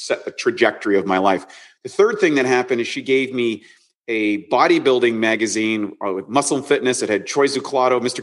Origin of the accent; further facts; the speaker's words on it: Canada; grew up as a Canadian, kind of ordinary life